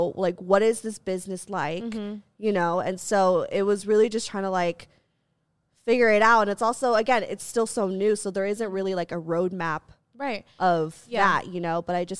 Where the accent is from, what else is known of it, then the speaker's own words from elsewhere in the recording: Philippines; Even though I'm not Yikes. Mexican. I'm like, no, I'm Asian. I'm Asian. Right. I'm Filipino.